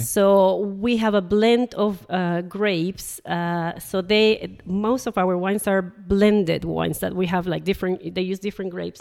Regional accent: Panama; moved away as an adult; also born or lived in Nottingham, United Kingdom; now in Jersey; I'm originally from Panama

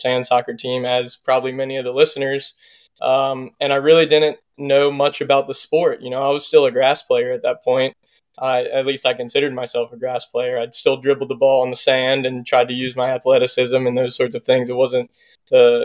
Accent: Virginia Beach, Virginia, United States; growing up in Virginia Beach, I played in it when I was younger

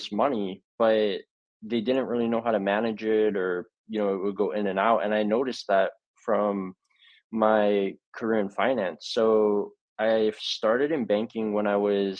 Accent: Hawaii, United States; I was born and raised in Hawaii

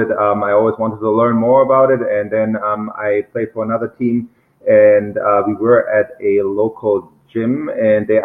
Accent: Germany; moved away; also born or lived in Mainz; I'm from Germany.

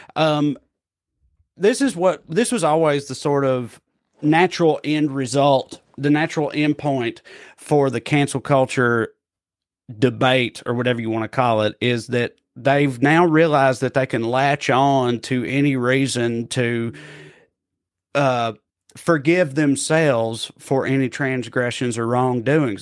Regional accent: Tennessee, United States; moved away; my home state of Tennessee

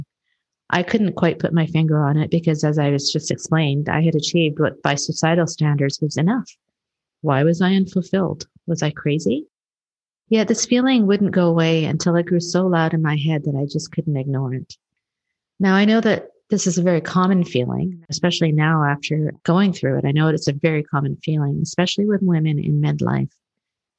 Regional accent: Canada; also born or lived in Kenya; I was born in Kenya and raised in Canada.

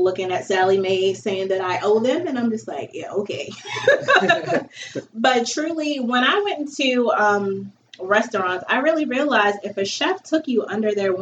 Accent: Baltimore, Maryland, United States; I'm born and raised in Baltimore.

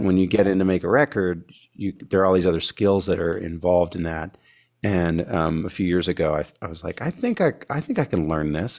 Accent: California, United States; moved away; I grew up in California before I moved out here

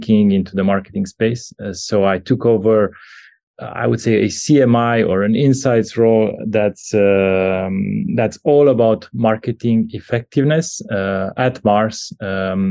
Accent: Bucharest, Romania; I'm a Romanian. I was born in Bucharest back in the 80s

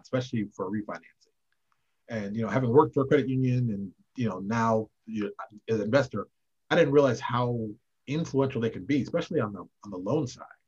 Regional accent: Connecticut, United States; moved away as an adult; also born or lived in Chicago, Illinois / Baltimore, Maryland / Indianapolis, Indiana; I grew up in Connecticut, about 70 miles outside the city

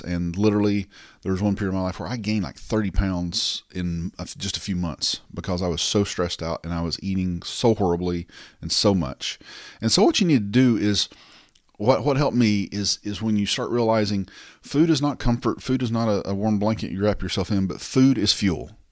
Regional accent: the South, United States; I'm from the South

